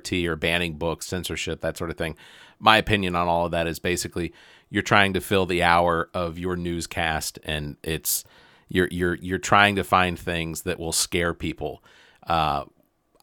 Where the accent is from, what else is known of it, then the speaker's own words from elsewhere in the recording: Atlanta, Georgia, United States; now in South Carolina, United States; I grew up in Atlanta